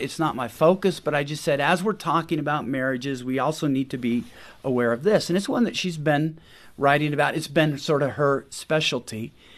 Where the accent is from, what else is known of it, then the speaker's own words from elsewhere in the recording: Washington, United States; I grew up in Washington State, which is famous for two things